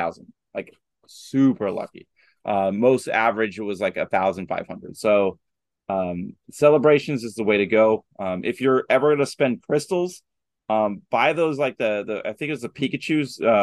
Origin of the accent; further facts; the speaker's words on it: Pittsburgh, Pennsylvania, United States; We're from Pittsburgh